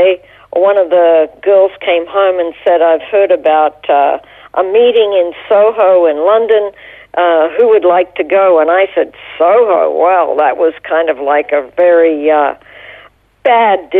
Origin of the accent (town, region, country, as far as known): Toowoomba, Queensland, Australia; born or raised there; moved away as an adult; also born or lived in Brisbane; now in Jerusalem, Israel